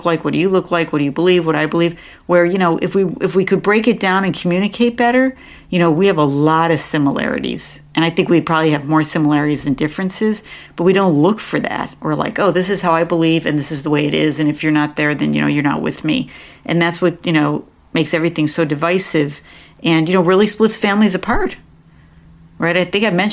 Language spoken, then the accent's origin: English; New York, United States; moved away; I grew up back in New York